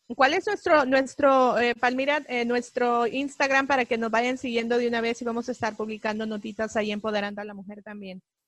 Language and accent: Spanish; El Salvador; now in Los Angeles, United States; salvadoreña, eh, vivo 25 años aquí en este país